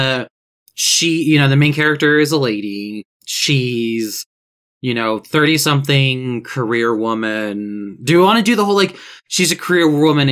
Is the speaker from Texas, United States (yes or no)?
no; Augusta, Georgia, United States; Augusta, Georgia, right? Which is my hometown.